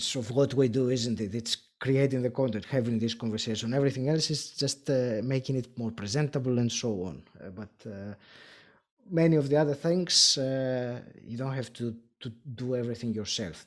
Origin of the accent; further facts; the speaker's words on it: Greece; first language Greek; English is a second language; I'm Greek originally